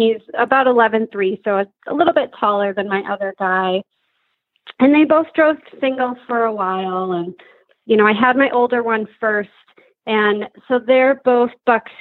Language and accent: English; Minnesota, United States; moved away as an adult; now in Wisconsin, United States; Born and raised in Minnesota, currently living in Wisconsin